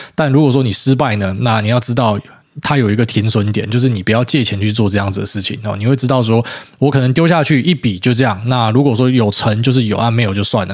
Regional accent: Miaoli County, Taiwan; 我是苗栗人，那我们家也烧过山

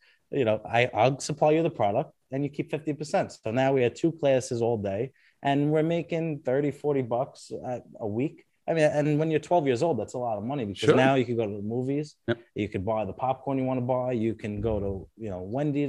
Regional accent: New York City, New York, United States; also born or lived in Red Bank, New Jersey; now in New Jersey, United States; Grew up in Brooklyn, New York.

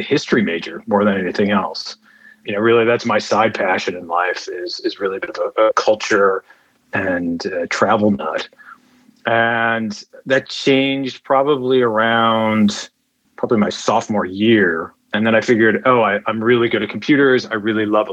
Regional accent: New York City, New York, United States; moved away as an adult; also born or lived in Cambridge, Massachusetts / Seattle; now in Amsterdam, Netherlands; I'm originally from New York City

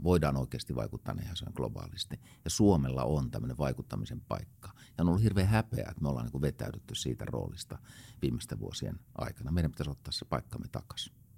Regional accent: Helsinki, Uusimaa, Finland; mä olen itse helsinkiläinen

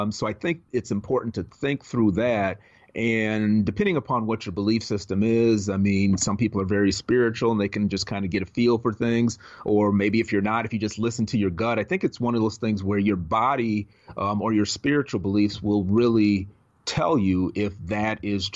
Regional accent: Minneapolis, Minnesota, United States; moved away as an adult; now in Los Angeles, United States; I was born and raised in Minneapolis, Minnesota. And I lived there for my entire life up until a year ago

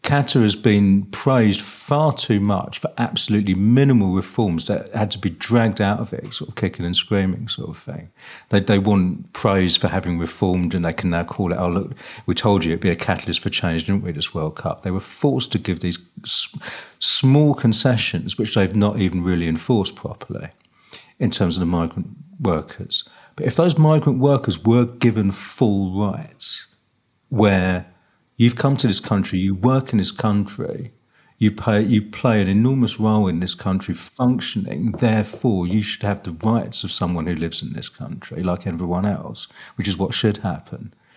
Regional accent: United Kingdom; as British socialists

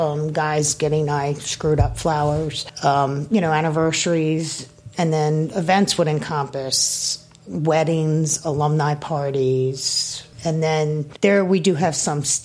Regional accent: Howard County, Maryland, United States; now in Annapolis, United States; I'm born and bred Maryland. I grew up in Howard County.

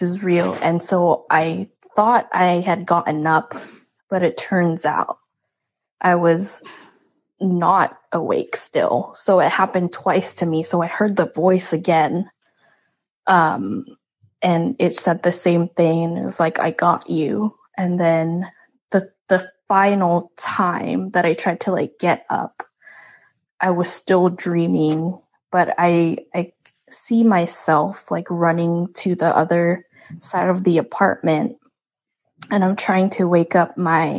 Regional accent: Philippines; moved away; I grew up in the Philippines

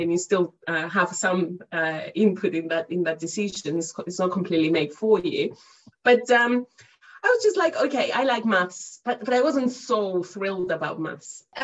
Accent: Cyprus; moved away as an adult; now in United Kingdom; as you can uh, hear from my accent, I'm not originally from the UK, but I've been living here for the past good uh, 12 years or so. Originally, I'm from Cyprus

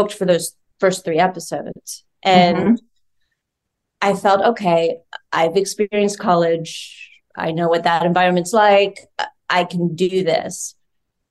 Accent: Georgia, United States; moved away; I'm from Georgia

